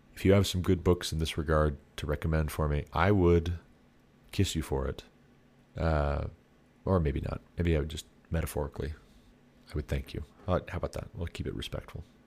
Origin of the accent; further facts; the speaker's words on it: Montana, United States; I come from Montana